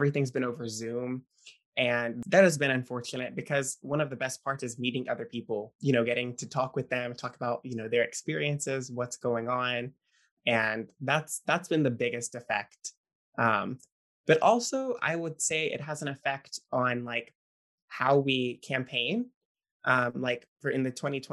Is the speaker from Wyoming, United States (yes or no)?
no; West Monroe, Louisiana, United States; I am from West Monroe, Louisiana, in the northern part of the state, northeast